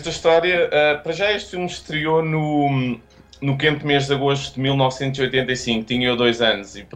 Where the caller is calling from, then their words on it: Estoril, Lisbon, Portugal; Eu estou aqui, eu vivo no Pau Gordo, estou mesmo a falar-vos falar do Pau Gordo, uh, que é aqui uma qualidade ao pé do Estoril.